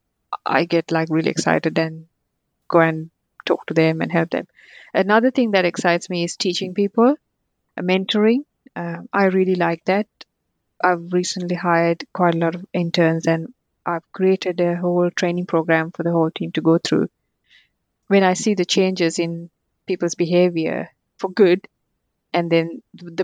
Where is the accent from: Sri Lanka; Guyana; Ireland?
Sri Lanka; English is a second language; moved away; also born or lived in Colombo; I grew up in Sri Lanka